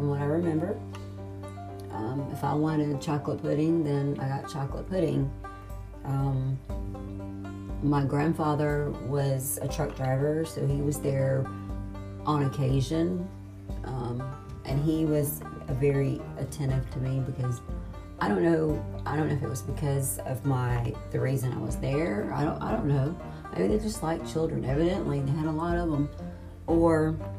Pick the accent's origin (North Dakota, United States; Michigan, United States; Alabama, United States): Alabama, United States; Atmore; I was born in Atmore in 69.